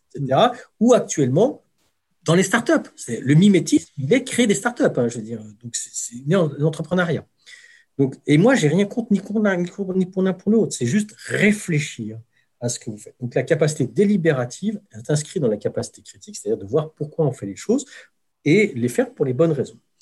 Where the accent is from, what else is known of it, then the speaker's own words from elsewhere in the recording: France; en tant que Français